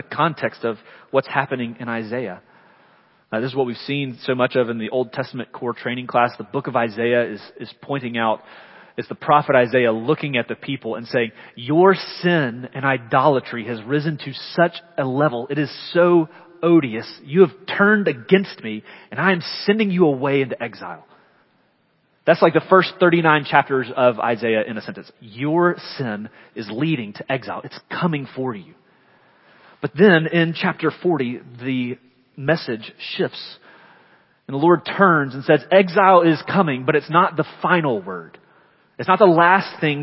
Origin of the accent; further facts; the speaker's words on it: Leeds, Alabama, United States; also born or lived in Chicago; The first church I ever belonged to was a small country church. I grew up there